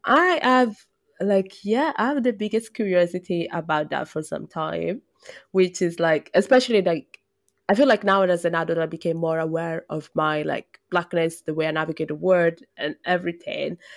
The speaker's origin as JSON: {"language": "English", "town": "Brescia", "region": "Lombardy", "country": "Italy", "moved": "yes", "said": "I come from Brescia"}